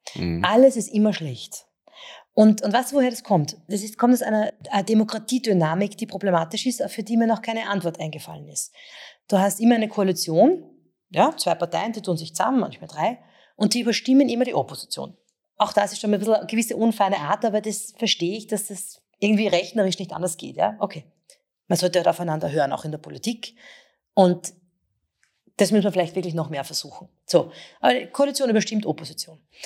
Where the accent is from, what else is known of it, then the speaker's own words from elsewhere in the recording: Vienna, Austria; bin ja selber aus der Donaustadt